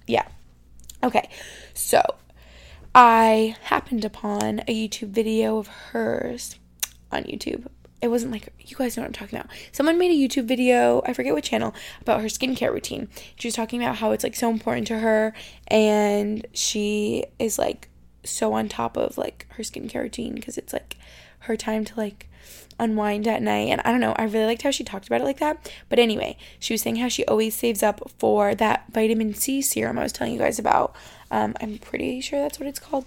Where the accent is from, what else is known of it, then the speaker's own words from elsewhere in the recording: Albany, New York, United States; moved away as an adult; now in Boston, United States; I grew up in Albany, New York, and that felt like home for my first 18 years